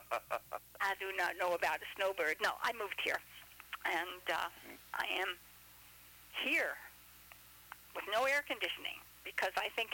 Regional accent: New York, United States; now in Florida, United States; I'm originally from New York.

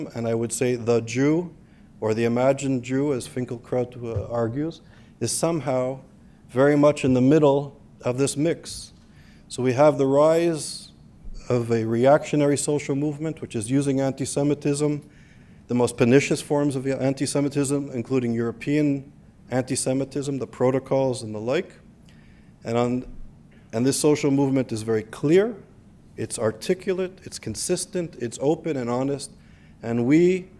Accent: Canada; also born or lived in Israel; now in United States; growing up in Canada in a social multicultural society

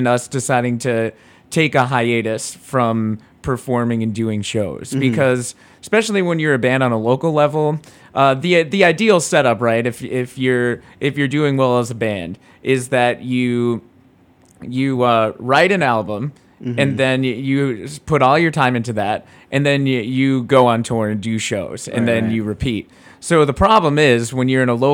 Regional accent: Rhode Island, United States; I'm a Jew from Rhode Island

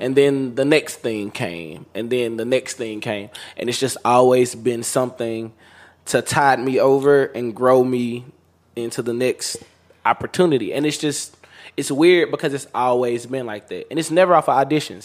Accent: Meridian, Mississippi, United States; I grew up in Meridian, Mississippi

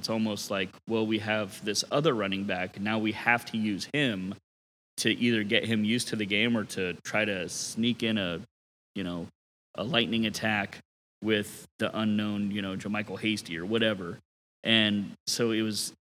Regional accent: San Diego, California, United States; I was born in San Diego

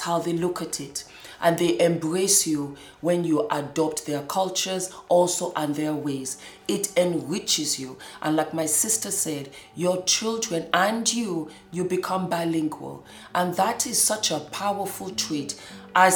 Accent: Scotland, United Kingdom; also born or lived in Moscow, Russia / California, United States; now in Bergen, Norway; I grew up in Scotland. I was born in Moscow.

